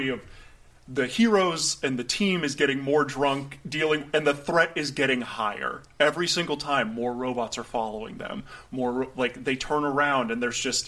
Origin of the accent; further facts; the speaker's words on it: Vero Beach, Florida, United States; moved away; growing up there and then going to high school there and then going back there now.